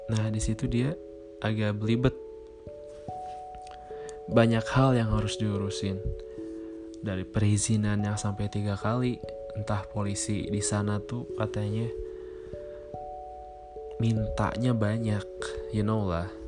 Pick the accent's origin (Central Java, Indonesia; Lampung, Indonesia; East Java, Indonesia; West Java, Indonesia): West Java, Indonesia; Bandung; born there; dan tanggal lahir gue Bandung 29 Desember 1995.